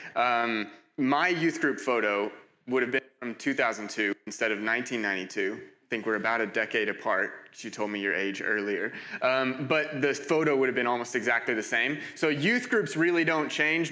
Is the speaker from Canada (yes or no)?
no; United States; moved away as an adult; also born or lived in Cambridge; I'm, I'm from America.